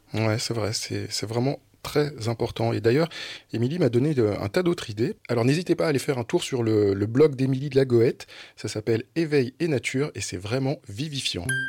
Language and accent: French; Drôme, Auvergne-Rhône-Alpes, France; moved away; je suis dromois